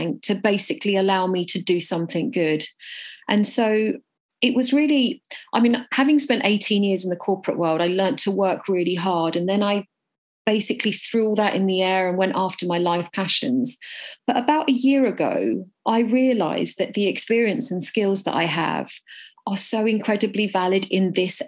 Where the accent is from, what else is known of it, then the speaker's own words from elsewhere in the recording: United Kingdom; I am Indian and I was born in Britain, which makes me a British Indian